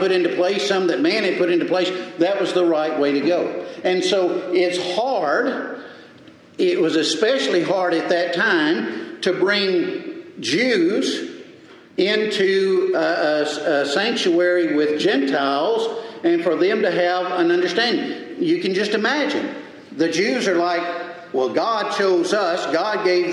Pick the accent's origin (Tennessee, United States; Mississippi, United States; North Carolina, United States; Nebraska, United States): Mississippi, United States; also born or lived in Texas; now in Alabama, United States; I was born and raised in Mississippi, I knew I was a Texan